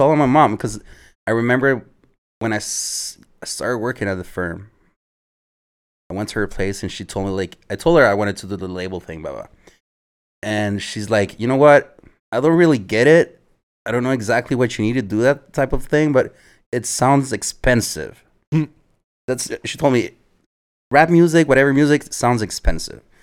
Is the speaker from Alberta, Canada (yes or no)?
no; Montreal, Quebec, Canada; also born or lived in Edmonton, Canada / Chile; We moved back to Montreal when I was nine